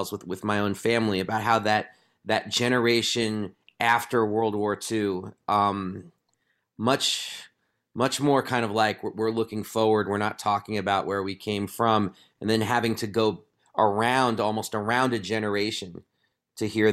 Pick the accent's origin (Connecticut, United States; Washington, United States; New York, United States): New York, United States; growing up in New York